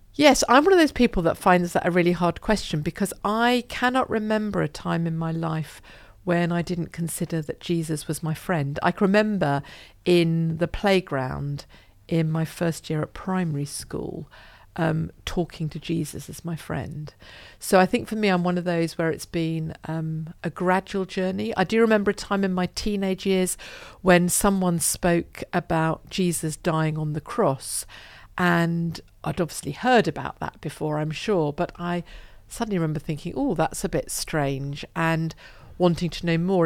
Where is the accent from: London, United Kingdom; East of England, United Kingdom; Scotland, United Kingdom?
East of England, United Kingdom; Broxbourne; also born or lived in Hoddesdon; where I grew up in Hertfordshire, uh, in Broxburn in Hertfordshire